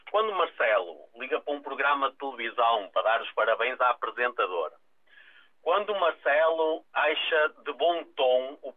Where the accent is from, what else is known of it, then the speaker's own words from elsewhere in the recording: Portugal; Eu não confio nele como português, honestamente acho que é demais.